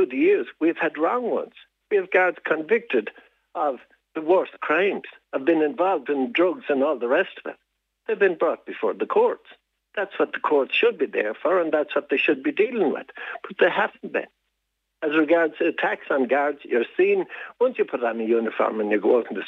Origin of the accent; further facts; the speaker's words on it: Diocese of Tuam, Connacht, Ireland; I was born and reared in the Diocese of Tuam